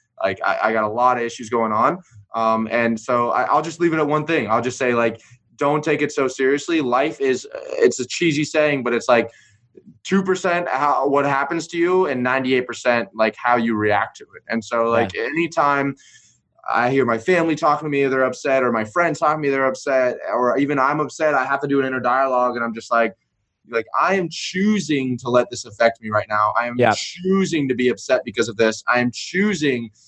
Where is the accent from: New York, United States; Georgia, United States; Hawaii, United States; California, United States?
Georgia, United States; Atlanta; moved away; also born or lived in Destin, Florida; I'm from Atlanta originally